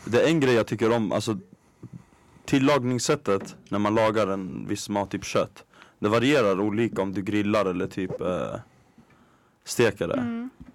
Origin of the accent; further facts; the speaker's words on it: Stockholm, Stockholm County, Sweden; jag som är stockholmare, mm. från en förort